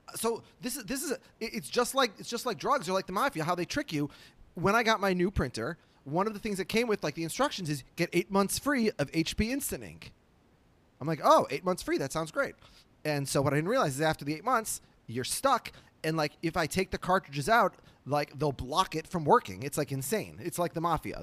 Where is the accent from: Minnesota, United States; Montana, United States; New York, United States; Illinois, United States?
Minnesota, United States; Minneapolis; born or raised there